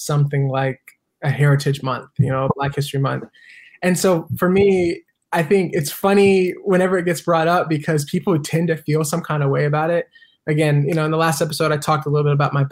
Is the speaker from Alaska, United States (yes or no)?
no; North Carolina, United States; moved away as an adult; now in San Diego, United States; I'm originally from North Carolina, born and raised there most of my whole life.